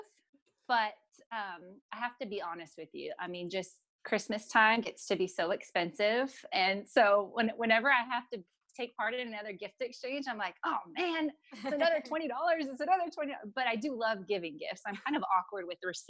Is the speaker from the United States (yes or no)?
yes; San Diego, California, United States; now in Texas, United States; I grew up in San Diego